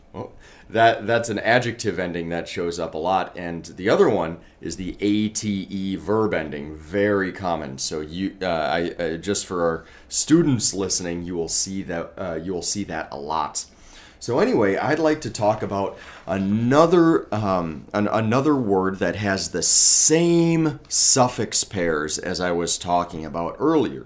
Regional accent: Colorado, United States; moved away as an adult; also born or lived in Alaska / Asia; now in Warsaw, Poland; Originally, I'm from Colorado

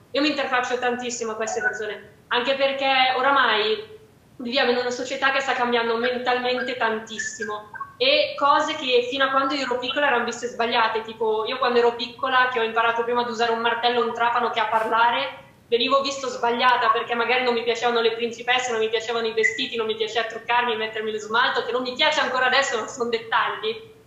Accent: Fagnano Olona, Lombardy, Italy; Fagnano Lona, che è il mio paese dove vivo, dove sono nata

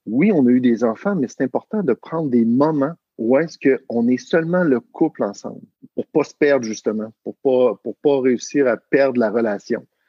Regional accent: Quebec, Canada; accent: Québécois; je viens du Québec, du Canada, donc, euh, les gens vont pouvoir, euh, détecter selon mon, mon accent.

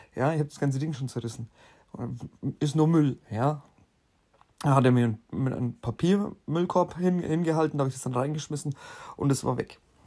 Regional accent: Bavaria, Germany; bei uns in Bayern

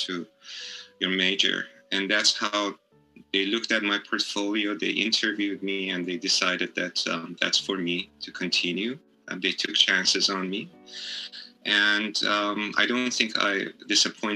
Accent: Iran; also born or lived in San Francisco, California; now in Hawaii, United States; I'm originally from Iran, but I spent most of my life in the United States, most of that particular portion of my life in Hawaii

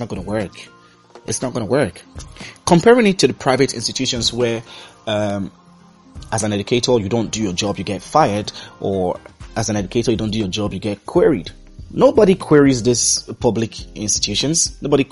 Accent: Nigeria; also born or lived in Dublin / Accra, Ghana; I am Nigerian

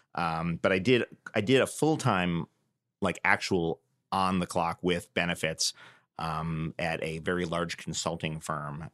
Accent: New York, United States; growing up in New York

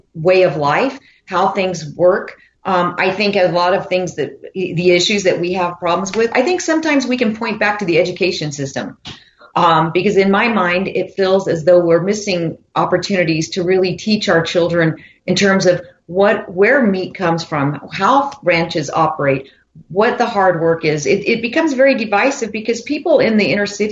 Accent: Cloudcroft, New Mexico, United States; I grew up in, I mean, right in the heart of rural New Mexico.

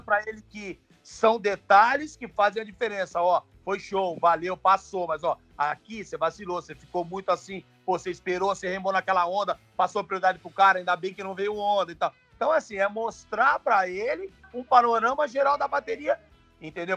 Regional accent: Praia Grande, São Paulo, Brazil; eu cresci ali na Praia Grande

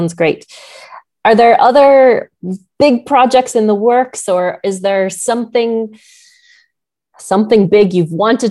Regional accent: Maryland, United States; moved away; I'm from Maryland originally.

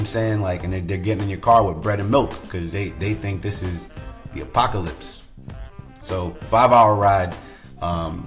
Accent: Providence, Rhode Island, United States; moved away as an adult; now in San Diego, United States; Providence, my hometown

